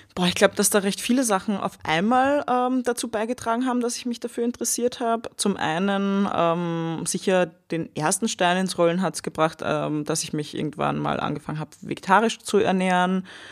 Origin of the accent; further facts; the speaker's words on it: Austria; also born or lived in Vienna; nach meinem Abi, also meiner Matura in Österreich